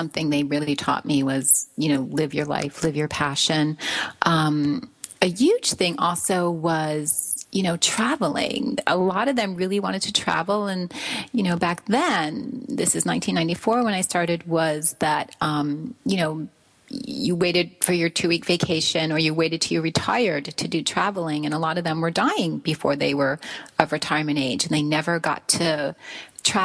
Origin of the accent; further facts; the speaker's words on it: Branford, Connecticut, United States; my hometown of Brantford, Connecticut